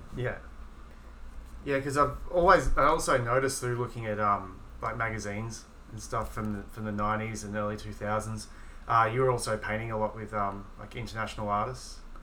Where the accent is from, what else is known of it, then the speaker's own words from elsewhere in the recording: Melbourne, Victoria, Australia; as a writer growing up in Melbourne